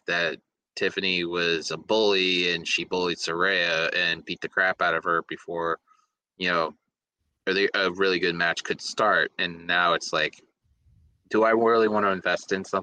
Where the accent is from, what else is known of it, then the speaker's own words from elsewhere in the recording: Boston, Massachusetts, United States; I'm from Boston